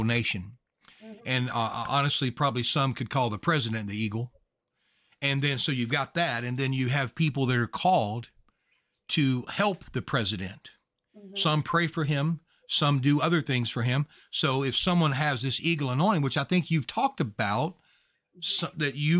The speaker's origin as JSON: {"language": "English", "region": "Louisiana", "country": "United States", "said": "I'm actually from Louisiana"}